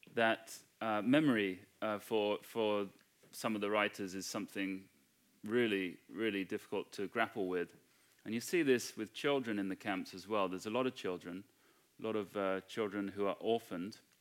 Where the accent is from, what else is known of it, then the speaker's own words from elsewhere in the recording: United Kingdom; I'm white British.